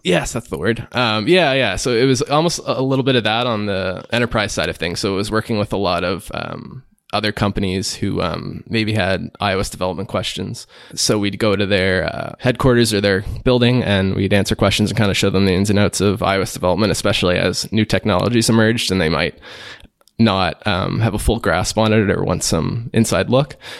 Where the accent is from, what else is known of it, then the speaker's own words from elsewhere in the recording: Liverpool, Nova Scotia, Canada; also born or lived in Halifax, Canada; I'm from a smaller town in, uh, eastern Canada called Liverpool